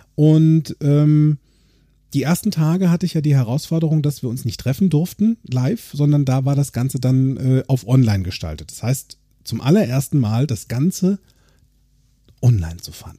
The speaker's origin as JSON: {"language": "German", "town": "Limburg an der Lahn", "region": "Hesse", "country": "Germany", "tie": "born or raised there", "also_born_or_lived": "Bensberg", "moved": "yes", "lives_now": "Bergisch Gladbach, Germany", "said": "in meiner alten Heimat in Limburg"}